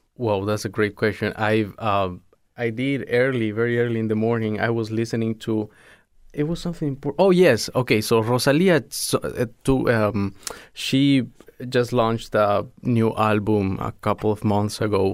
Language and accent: English; Sucre, Chuquisaca, Bolivia; moved away as an adult; also born or lived in La Paz; I am from Sucre, which is the capital of Bolivia